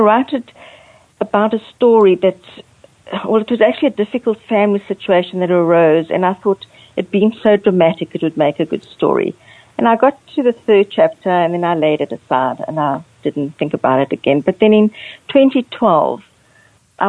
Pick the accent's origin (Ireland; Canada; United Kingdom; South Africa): South Africa; also born or lived in Angola / Port Elizabeth, South Africa; I was born in Angola, which is on the west coast of Africa, but I was raised in South Africa